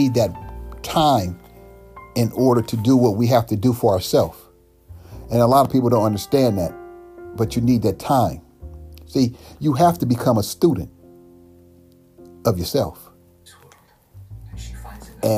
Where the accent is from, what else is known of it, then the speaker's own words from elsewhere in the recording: United States; black people born and raised in America